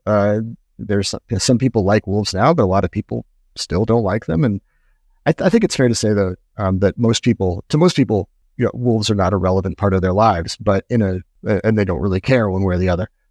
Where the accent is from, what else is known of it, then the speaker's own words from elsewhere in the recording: New Hampshire, United States; moved away; I'm from New Hampshire in the Northeast, and I was a kid in the nineteen eighties